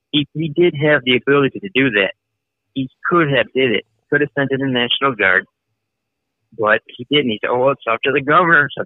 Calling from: Chicago, Illinois, United States; Uh, Chicago.

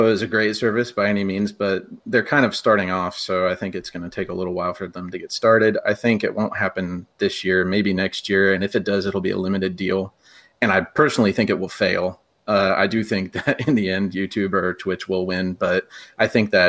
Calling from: Nashville, Tennessee, United States; Nashville, Tennessee.

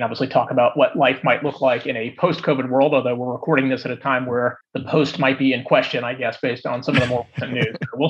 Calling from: Los Gatos, California, United States; I'm actually sitting in Los Gatos, which is where my house is.

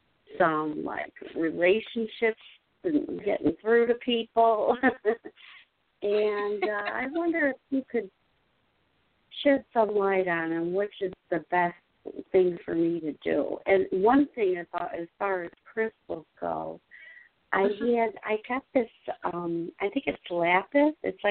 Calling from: Chicago, Illinois, United States; I'm calling from Chicago.

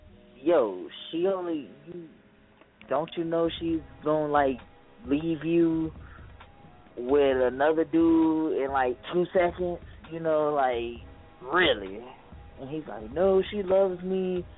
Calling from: St. Petersburg, Florida, United States; St. Petersburg, Florida. The bird in the building.

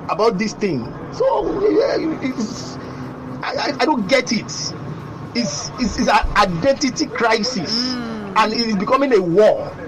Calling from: Lagos, Nigeria; I'm calling you from Lekki

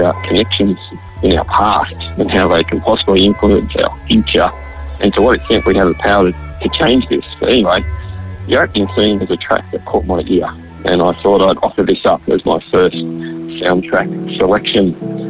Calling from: Brisbane, Queensland, Australia; I'm calling from Brisbane, Australia.

